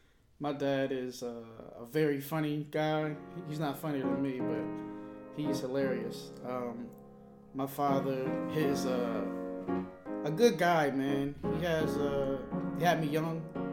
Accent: Milwaukee, Wisconsin, United States; born there; also born or lived in Monterey; I was born in Milwaukee, Wisconsin. And after we left Milwaukee, Wisconsin, we moved to actually Monterey, California. Then we moved back to Milwaukee again.

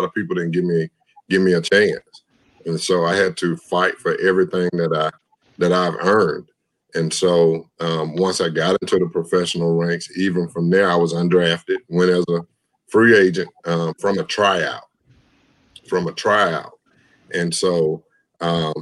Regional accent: LaGrange, Georgia, United States; I grew up in Lagrange, Georgia

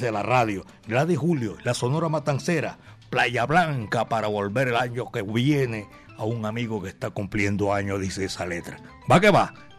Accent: Medellín, Antioquia, Colombia; Yo soy de Medellín, barrio Santa Cruz.

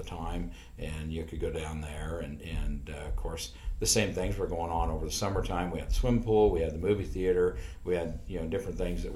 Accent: York, Nebraska, United States; also born or lived in Strasburg; we moved to York from Strasburg when Overland took over and brought the company to town

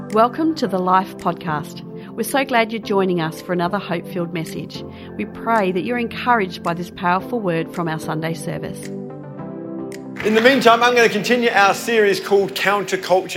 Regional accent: Para Hills, South Australia, Australia; I was one of those um, kids grew, uh, that grew up in Para Hills. And although we were in Australia, we grew up in a very English culture.

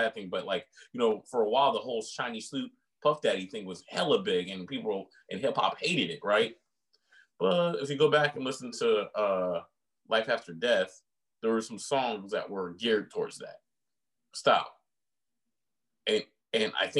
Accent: West Coast, United States; we're from the West Coast

